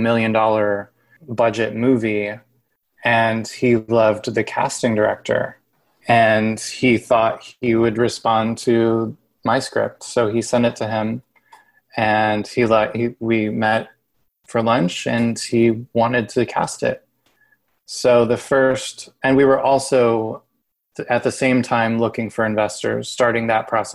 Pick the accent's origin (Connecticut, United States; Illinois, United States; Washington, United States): Illinois, United States; moved away; in Illinois, in my hometown